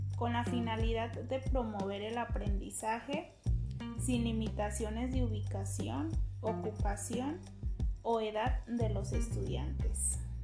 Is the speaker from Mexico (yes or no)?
yes; Jamay, Jalisco, Mexico; soy de Jamay, Jalisco